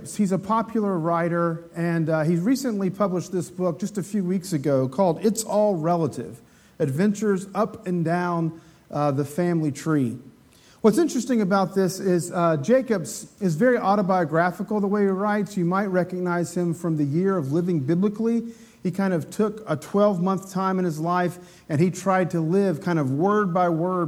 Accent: Appalachia, United States; I'm an Appalachian American

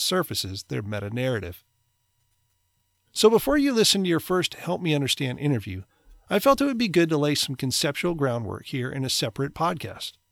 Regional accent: United States; American, white, male, suburban, middle class, conservative

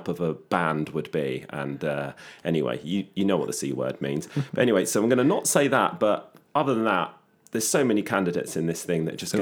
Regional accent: Letchworth Garden City, East of England, United Kingdom; also born or lived in Stevenage; I'm actually from a town called Letchworth Garden City, the first garden city in the world.

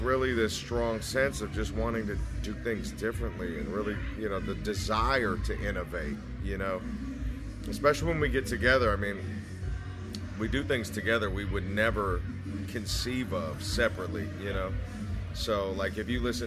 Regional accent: Berkeley, California, United States; also born or lived in Davis, California; I'm from Berkeley, but when I went to Davis

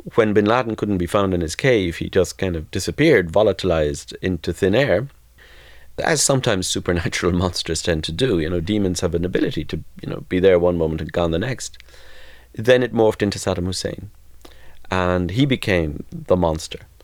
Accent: Ireland; growing up in between, which in my own small way in the South, I did too

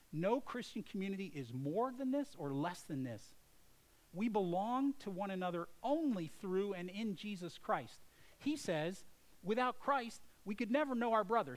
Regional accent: United States; as an American

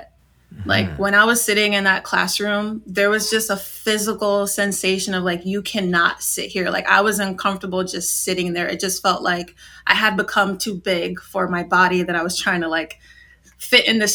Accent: Yonkers, New York, United States; So I was born in Yonkers, New York. I lived very close to the Bronx, New York City, but I can't claim that I'm part of New York City. But I grew up in New York in a low-income community

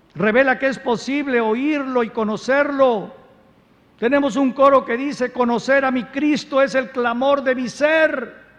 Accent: Veracruz, Mexico; Yo soy jarocho

